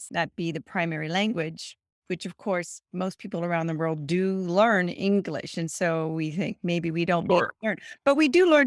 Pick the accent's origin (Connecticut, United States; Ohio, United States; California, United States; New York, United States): Ohio, United States; Columbus; now in Pennsylvania, United States; I was born in Columbus, Ohio, so I'm not Lancaster